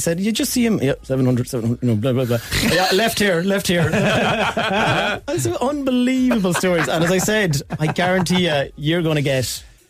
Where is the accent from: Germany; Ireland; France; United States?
Ireland; Galway, Connacht; moved away; I am actually originally from Galway